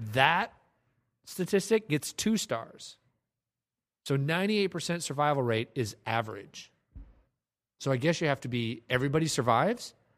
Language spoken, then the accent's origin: English; Ames, Iowa, United States; also born or lived in Des Moines, Iowa; I lived in Des Moines. I grew up in Ames, Iowa. Lived in Des Moines for a couple years